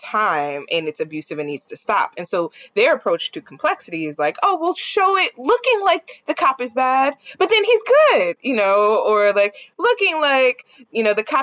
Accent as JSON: {"language": "English", "region": "New Jersey", "country": "United States", "said": "I'm from Jersey"}